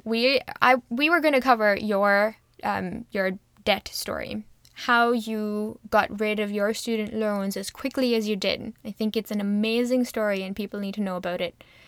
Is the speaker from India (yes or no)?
yes; India; moved away as an adult; now in Canada; I grew up in India, and I moved to Canada six years ago.